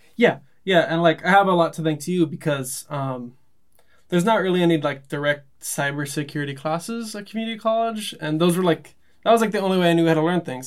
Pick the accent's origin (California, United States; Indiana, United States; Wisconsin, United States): California, United States; Los Angeles; growing up in Los Angeles